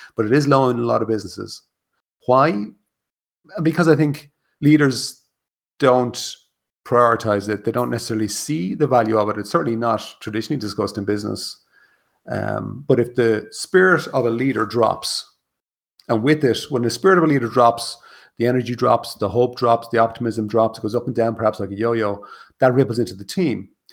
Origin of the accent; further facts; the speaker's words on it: Ireland; in Ireland, and being Irish, and being raised a Catholic